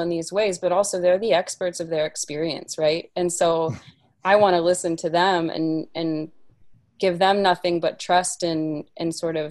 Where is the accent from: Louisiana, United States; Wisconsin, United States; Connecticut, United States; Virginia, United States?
Virginia, United States; Appalachia; A lot of my work also is based in Appalachia, where I grew up in Virginia